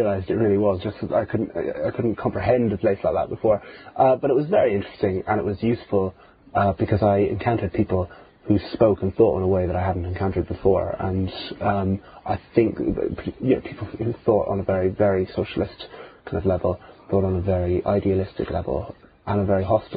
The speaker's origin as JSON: {"language": "English", "country": "Ireland", "tie": "born or raised there", "also_born_or_lived": "Cork", "said": "I grew up in Catholic Ireland"}